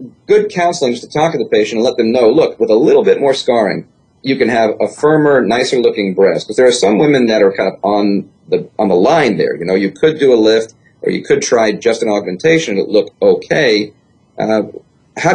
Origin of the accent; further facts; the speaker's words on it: New York, United States; I'm from New York